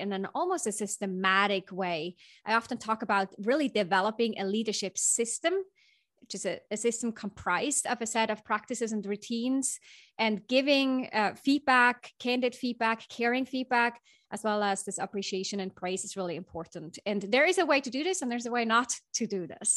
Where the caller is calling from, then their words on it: Bay Area, California, United States; I'm calling in from the Bay Area. I'm, about ten minutes north of the Golden Gate Bridge, in fact.